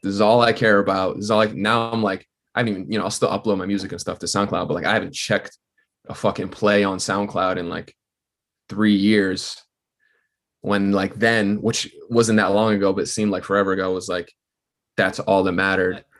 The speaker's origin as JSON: {"language": "English", "region": "southern New Hampshire", "country": "United States", "said": "I'm from New Hampshire. It's, like, forty minutes, like, southern New Hampshire, so, like, forty minutes out from Boston"}